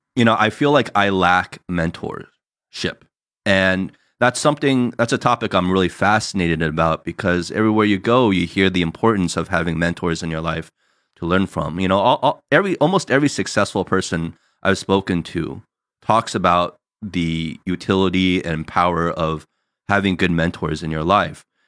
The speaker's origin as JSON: {"language": "English", "region": "New Jersey", "country": "United States", "tie": "born or raised there", "moved": "yes", "lives_now": "California, United States", "said": "us growing up in Jersey, that's how we all were"}